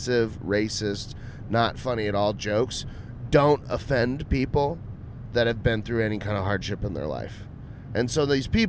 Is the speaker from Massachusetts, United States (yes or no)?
no; Austin, Texas, United States; I'm just from Austin.